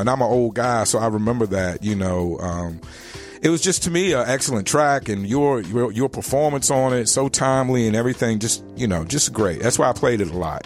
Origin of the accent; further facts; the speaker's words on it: Richmond, Virginia, United States; in Richmond, my, the city, my hometown